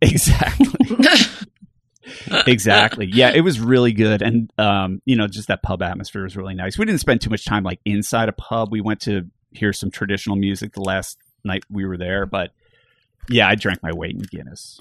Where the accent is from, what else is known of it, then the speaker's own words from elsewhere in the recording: Bucks County, Pennsylvania, United States; I grew up in Bucks County, Pennsylvania